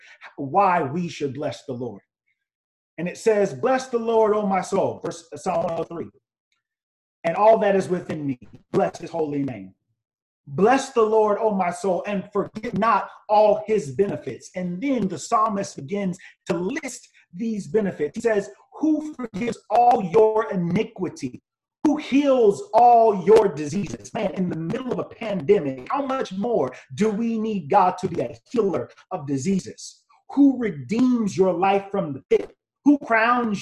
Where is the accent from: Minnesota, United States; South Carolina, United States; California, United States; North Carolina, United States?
South Carolina, United States; Greenville; I grew up in Greenville, South Carolina, and my grandfather was my pastor.